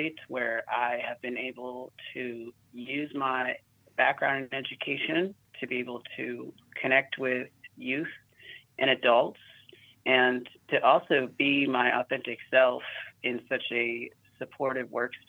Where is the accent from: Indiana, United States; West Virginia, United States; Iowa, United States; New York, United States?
West Virginia, United States; moved away as an adult; also born or lived in Oakland; now in Sonoma County, United States; He ended up moving to West Virginia, and we grew up there